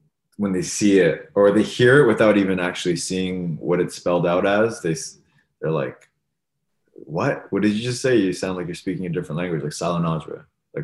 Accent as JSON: {"language": "English", "town": "Thornhill", "region": "Ontario", "country": "Canada", "tie": "born or raised there", "also_born_or_lived": "Toronto, Canada"}